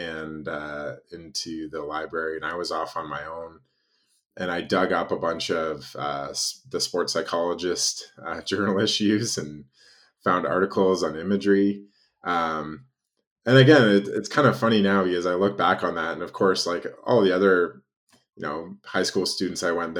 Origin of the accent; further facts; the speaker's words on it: Canada; moved away as an adult; now in United States; I'm originally Canadian